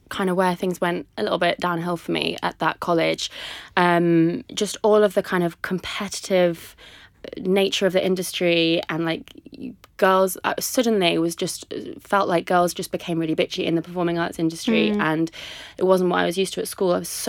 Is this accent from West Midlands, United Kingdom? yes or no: yes; Coventry, West Midlands, United Kingdom; also born or lived in Liverpool, United Kingdom / London, United Kingdom / United States; I'm from Coventry in the Midlands. Mm. Moved around a lot. Been in Liverpool for a while. The States quite a lot. London.